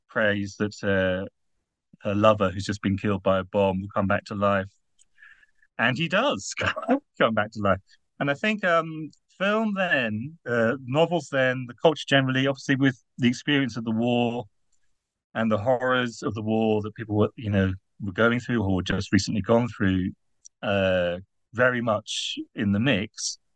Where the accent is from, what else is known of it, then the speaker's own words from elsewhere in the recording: United Kingdom; now in Netherlands; I'm British